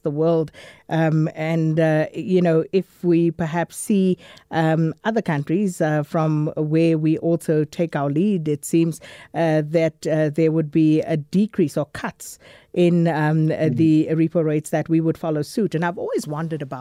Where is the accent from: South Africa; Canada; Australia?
South Africa; us as South African consumers